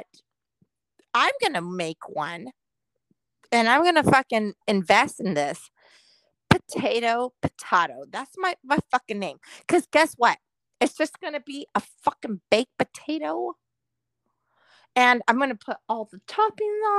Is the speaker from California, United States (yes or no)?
yes; Southern California, United States; moved away; I'm from Southern California